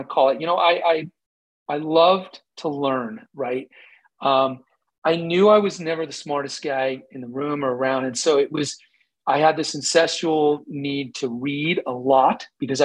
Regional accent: Colorado, United States; also born or lived in Camp Lejeune, North Carolina; we moved all over until we settled in Colorado when I was five

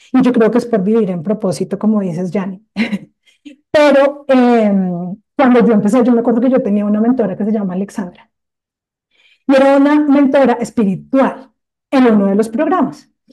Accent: Colombia

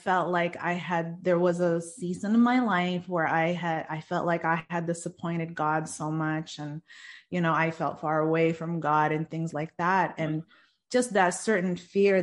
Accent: Stockton, California, United States; I am from Stockton, California

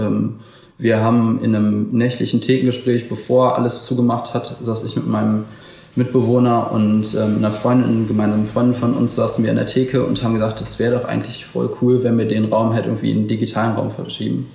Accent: Wuppertal, North Rhine-Westphalia, Germany; ich bin aber in Wuppertal geboren und lebe auch noch hier

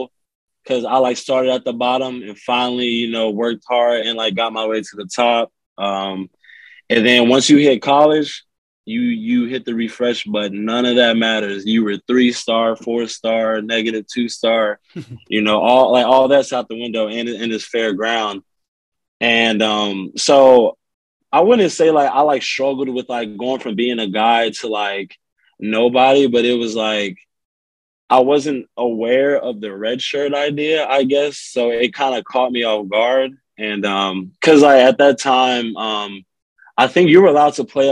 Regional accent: Rowlett, Texas, United States; I'm from Rowlett

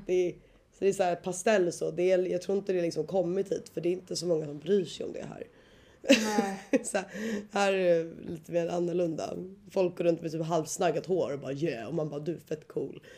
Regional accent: Sweden; moved away as an adult; now in Australia; jag har ju inte varit hemma i Sverige nu på, vad är det, ja två år

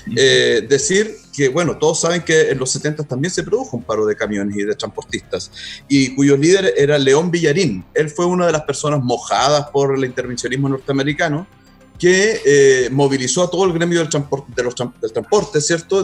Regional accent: Concepción, Biobío, Chile; yo también soy penquista

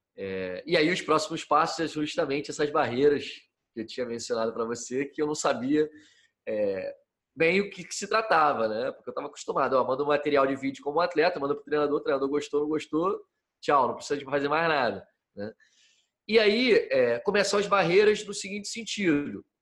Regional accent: Rio de Janeiro, Brazil; moved away as an adult; also born or lived in San Diego, California; como todo menino, como todo jovem que nasce no Brasil e é criado aqui, é, nasci no Rio de Janeiro

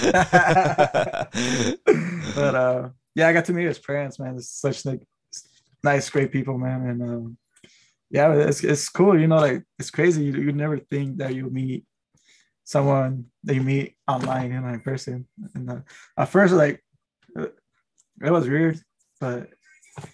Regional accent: Oxnard, California, United States; I'm Oxnard

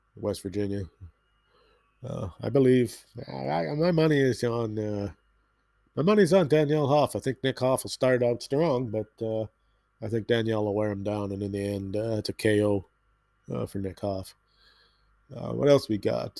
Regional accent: Canada; being a Canadian

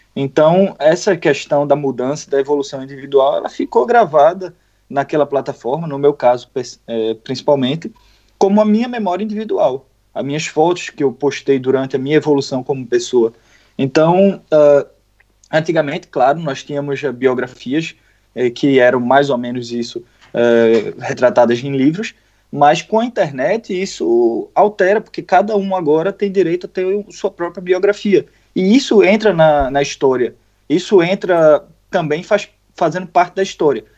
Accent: Pernambuco, Brazil; eu sou de Pernambuco

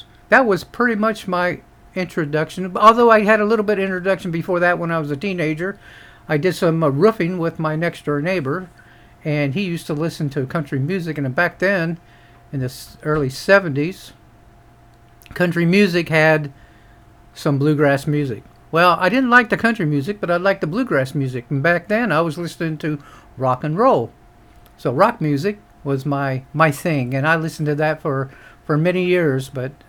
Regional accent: Xenia, Ohio, United States; moved away as an adult; also born or lived in Dayton, Ohio / Riverside, California / Keesler Air Force Base, Mississippi; town called Xenia, Ohio. That's where I live right now. Of course, I didn't always live in Xenia. I grew up in Xenia, Ohio, was born in Dayton, Ohio, and at the tender age of 18, with a wife and child on the way, I went ahead and joined the military and headed all over the world.

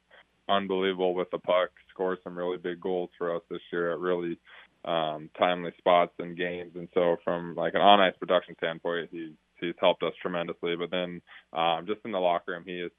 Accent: 30 minutes north of Denver, Colorado, United States; now in Raleigh, United States; We were about 30 minutes north of Denver and about 15 minutes east of Boulder

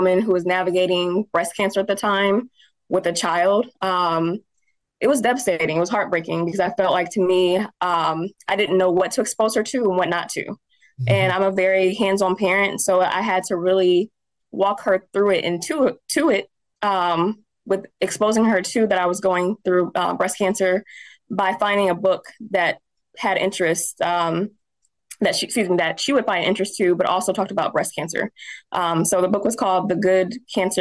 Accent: Indianapolis, Indiana, United States; also born or lived in Anderson, Indiana; I was actually born in Anderson, moved here when I was 5, so I don't think it counts. But I still love my hometown, nevertheless, but I was raised in Indianapolis

